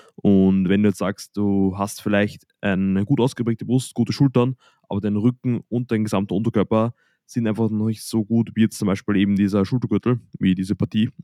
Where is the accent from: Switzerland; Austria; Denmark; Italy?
Austria; bei uns in Österreich